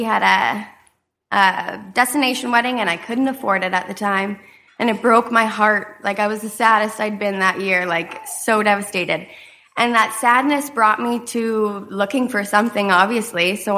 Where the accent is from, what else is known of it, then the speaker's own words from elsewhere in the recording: Rhineland-Palatinate, Germany; born there; I was born in Germany on Hahn Air Force Base. My mother was in the military, and she was just finishing her four-year contract